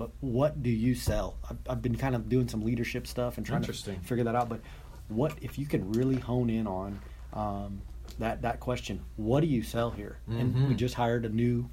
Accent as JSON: {"language": "English", "town": "Helotes", "region": "Texas", "country": "United States", "tie": "born or raised there", "said": "I'm born and raised right here in Helotes"}